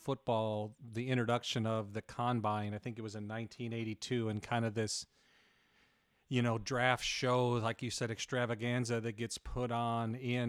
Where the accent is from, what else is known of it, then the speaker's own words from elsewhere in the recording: Wisconsin, United States; I'm from Wisconsin.